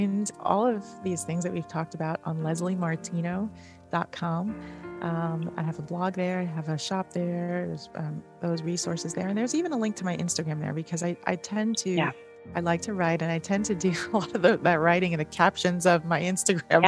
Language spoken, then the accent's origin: English; New York City, New York, United States; We grew up in New York City